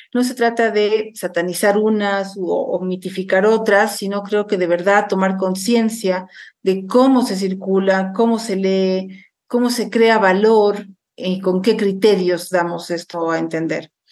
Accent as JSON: {"language": "Spanish", "country": "Bolivia", "said": "países como el mío, Bolivia"}